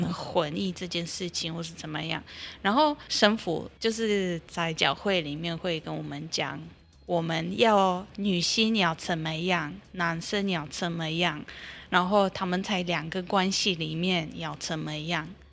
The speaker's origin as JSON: {"language": "Chinese", "country": "Poland", "tie": "born or raised there", "second_language": "Chinese", "moved": "yes", "said": "我们是一个天主教国家"}